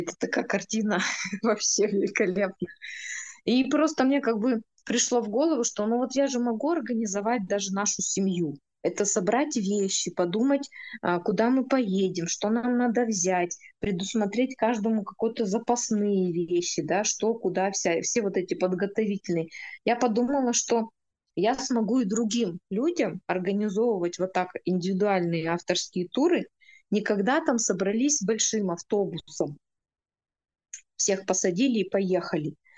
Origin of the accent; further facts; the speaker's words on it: Urals, Russia; мы, уральцы